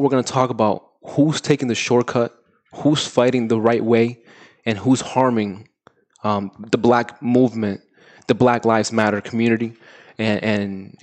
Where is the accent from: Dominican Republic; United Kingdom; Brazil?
Dominican Republic; also born or lived in New York; now in United States; I grew up in the Dominican Republic. I was raised there.